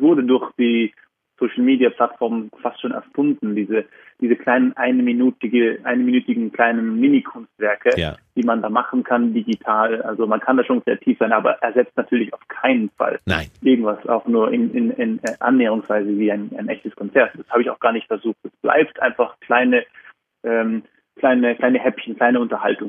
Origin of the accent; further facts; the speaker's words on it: Vorarlberg, Austria; also born or lived in Berlin, Germany / Vienna, Austria; now in Zurich, Switzerland; Vorarlberg, wo ich geboren bin und aufgewachsen bin